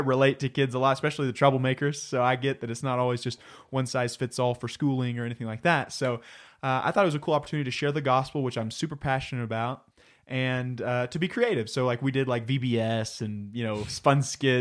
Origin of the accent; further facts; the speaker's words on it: Plano, Texas, United States; moved away as an adult; I was born and raised in Plano, Texas, which is near Dallas